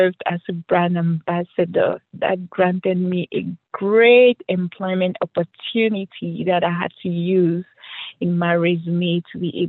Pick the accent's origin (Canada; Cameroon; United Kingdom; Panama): Cameroon; moved away as an adult; I wasn't born here and I grew up and I started working in Africa, my home country, Cameroon